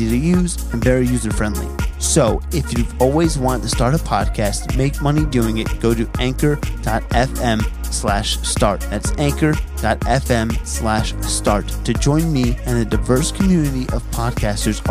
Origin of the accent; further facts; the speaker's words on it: New Jersey, United States; I'm from New Jersey